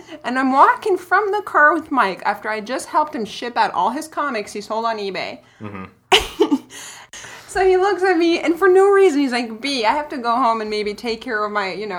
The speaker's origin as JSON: {"language": "English", "country": "Brazil", "tie": "born or raised there", "said": "Yeah, so what I found out is really good about growing up poor, even though, you know, I grew up in Brazil and all that."}